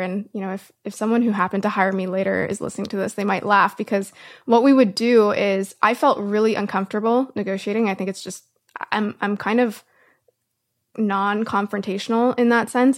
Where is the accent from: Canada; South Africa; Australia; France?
Canada; I'm Canadian